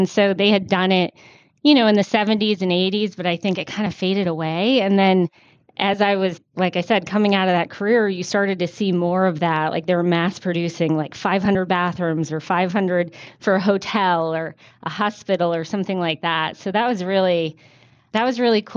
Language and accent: English; Maine, United States; moved away as an adult; also born or lived in Florida; now in Atlanta, United States; I grew up in Maine, a little far away from Atlanta, where home is now.